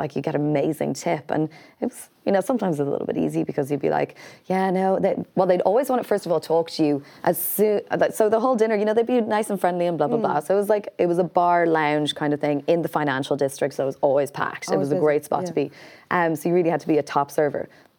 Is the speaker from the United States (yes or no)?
no; Canada; And I know only because I think I grew up in Canada.